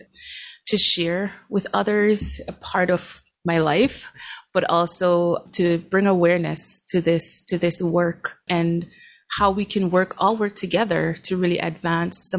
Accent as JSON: {"language": "English", "country": "Jamaica", "tie": "born or raised there", "moved": "yes", "lives_now": "Eau Claire, United States", "said": "growing up in Jamaica. And so, yeah, when I came to the States"}